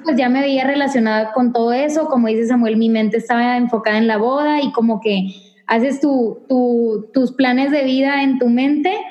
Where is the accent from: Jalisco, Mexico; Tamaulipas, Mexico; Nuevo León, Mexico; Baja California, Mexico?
Nuevo León, Mexico; Monterrey; now in El Paso, United States; tengo 25 años y soy de Monterrey, Nuevo León, la ciudad más hermosa, pero de México